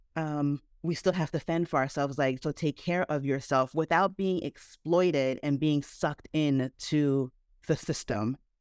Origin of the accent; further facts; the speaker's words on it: New Jersey, United States; I was born in the States, so I was born in New Jersey